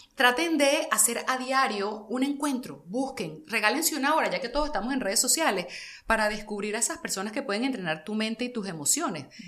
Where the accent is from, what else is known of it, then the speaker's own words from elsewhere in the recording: Caracas, Capital District, Venezuela; yo soy muy caraqueña